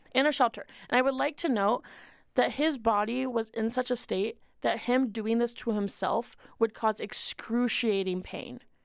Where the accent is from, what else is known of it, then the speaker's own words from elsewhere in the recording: Washington, United States; I'm from Washington.